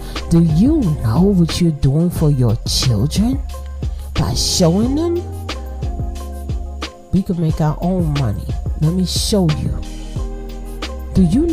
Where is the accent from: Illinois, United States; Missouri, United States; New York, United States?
New York, United States; New York City; I'm from Brooklyn. I'm from the projects